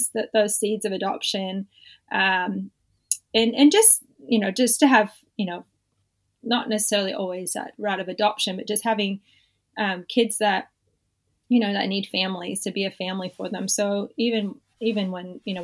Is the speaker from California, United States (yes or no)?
yes; Southern California, United States; now in Australia; I was born in California, born and raised in Southern California